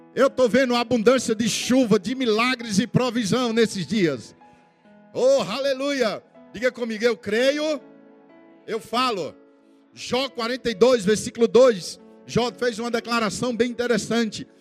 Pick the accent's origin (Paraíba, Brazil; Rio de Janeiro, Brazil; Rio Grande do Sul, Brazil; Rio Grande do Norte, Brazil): Paraíba, Brazil; Campina Grande; sou lá de Campina Grande